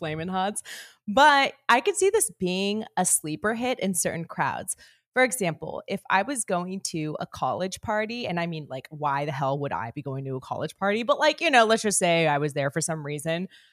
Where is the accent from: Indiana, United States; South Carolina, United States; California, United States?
California, United States; Northern; I grew up in Northern California